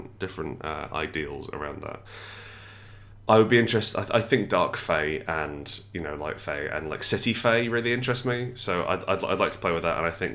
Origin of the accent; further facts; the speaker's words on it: Scotland, United Kingdom; I grew up in Scotland for a little bit of my growing up, and I love how fiercely proud they are